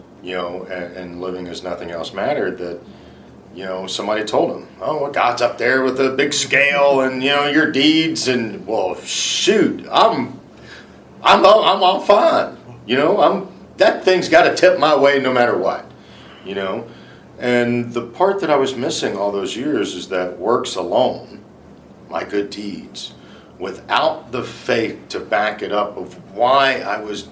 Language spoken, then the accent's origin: English; Louisiana, United States; I grew up in Soffer, Louisiana.